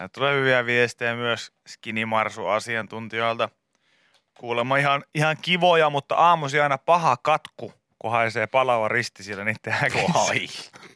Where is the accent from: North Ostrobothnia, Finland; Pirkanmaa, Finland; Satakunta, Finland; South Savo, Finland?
Satakunta, Finland; Pori; suuri osa ihmistä tietää, että olen kotoisin Porista